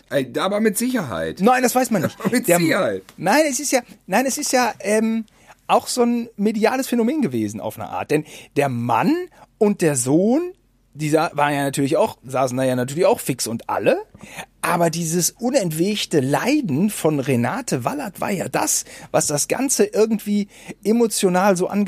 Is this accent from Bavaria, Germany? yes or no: no; North Rhine-Westphalia, Germany; wir kommen aus Bielefeld-Gütersloh. Wir hatten auch damals die Oetker-Entführung natürlich miterlebt und mit unserer Oma nachgespielt